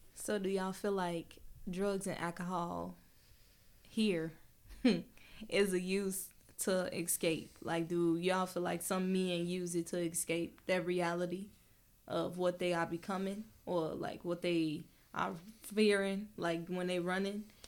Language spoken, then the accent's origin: English; Chicago, Illinois, United States; we come from Chicago